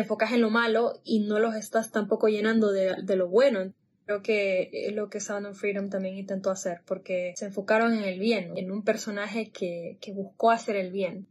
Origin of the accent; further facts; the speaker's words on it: Honduras; soy hondureña